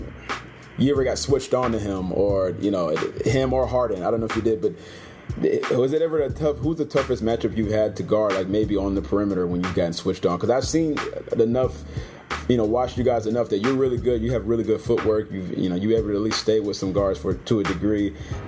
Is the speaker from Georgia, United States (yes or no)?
yes; Atlanta, Georgia, United States; I'm from Atlanta. I'm from here